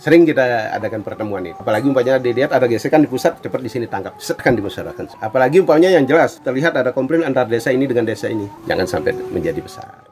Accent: Bali, Indonesia; Kami orang Bali

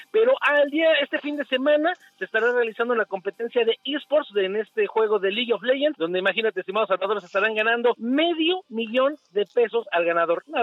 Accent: Mexico; pero todo México, somos mexicanos entrones, disciplinados

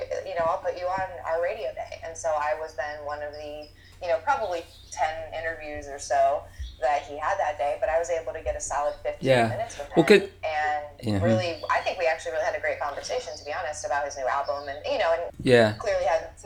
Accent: Titusville, Florida, United States; moved away as an adult; now in Grand Rapids, United States; I'm from Titusville

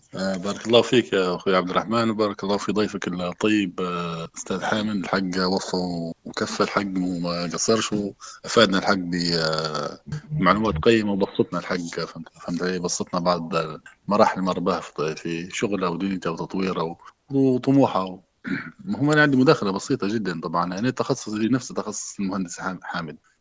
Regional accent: western Libya, Libya; also born or lived in Germany; انا بكوني من غرب ليبيا

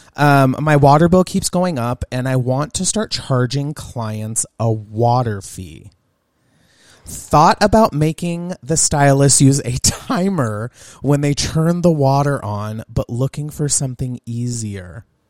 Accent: Southern California, United States; now in Montana, United States; Growing up in Southern California

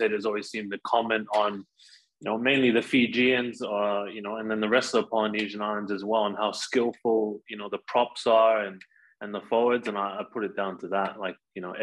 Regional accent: Tonga; moved away as an adult; now in Australia; I grew up in Tonga

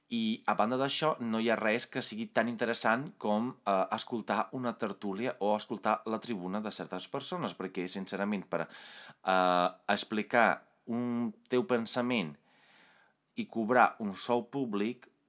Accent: Italy; Catalan is a second language; moved away; vaig créixer a Itàlia

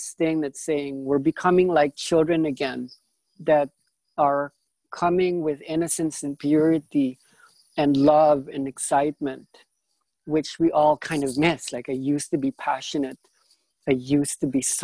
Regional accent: Philippines; I come from a different energetic signature being from the Philippines

